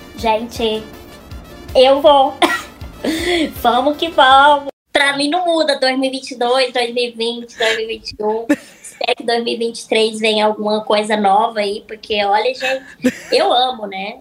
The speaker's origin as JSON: {"language": "Portuguese", "town": "Araxá", "region": "Minas Gerais", "country": "Brazil", "tie": "born or raised there", "also_born_or_lived": "Uberaba / Uberlândia", "moved": "yes", "lives_now": "São Paulo, Brazil"}